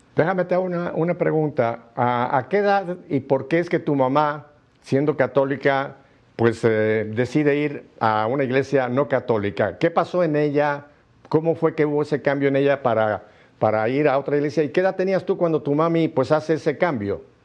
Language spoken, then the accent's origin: Spanish; Mexico City, Mexico; Yo soy chilango de lo que llaman Ciudad de México ahora, antes era Distrito Federal